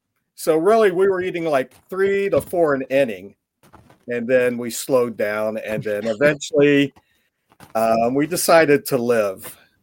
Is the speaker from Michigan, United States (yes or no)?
no; Columbus, Ohio, United States; I am from Columbus, yes. Okay. Lifelong resident, never been west of Chicago, never been pretty much south of Florida, and pretty much the rest of it right here in Columbus, Ohio.